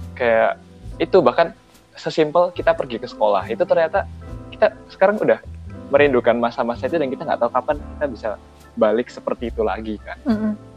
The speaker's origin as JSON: {"language": "Indonesian", "town": "Yogyakarta", "region": "Special Region of Yogyakarta", "country": "Indonesia", "said": "aku orang Jogja nggak kebiasa pakai bahasa gaul"}